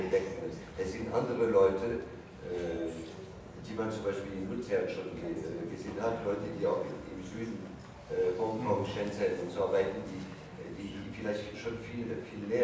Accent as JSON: {"language": "German", "country": "France", "said": "Und natürlich bin ein Franzose"}